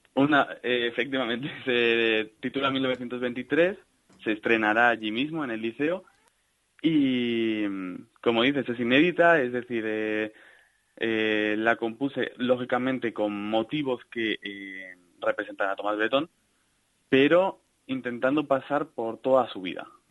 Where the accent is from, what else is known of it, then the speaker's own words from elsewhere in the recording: Salamanca, Castile and León, Spain; Yo soy de Salamanca.